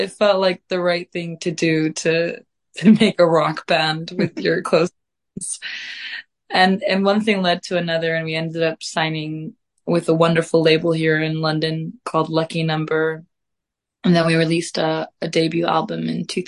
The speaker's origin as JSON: {"language": "English", "town": "Reykjavik", "region": "Capital Region", "country": "Iceland", "moved": "yes", "lives_now": "United Kingdom", "said": "I am from Reykjavik, Iceland. I am very blessed to have been raised in a family of artists"}